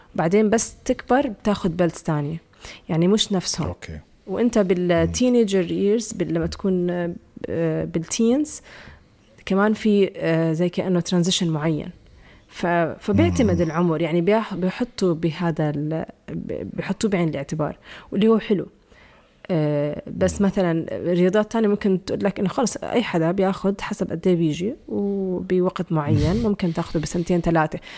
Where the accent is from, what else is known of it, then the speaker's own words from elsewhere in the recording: Jordan; عندنا بالأردن